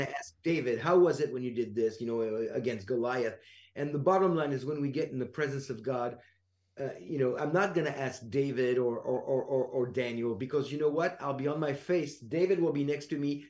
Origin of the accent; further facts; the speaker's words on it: France; I'm from France